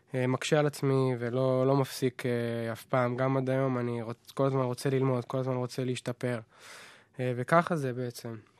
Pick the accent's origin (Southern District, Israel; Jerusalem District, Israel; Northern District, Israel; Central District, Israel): Northern District, Israel; Nahariya; להורים שלי יש חנוך מוזיקה בנהריה כבר 30 שנה, אז שם גדלתי, שם נולדתי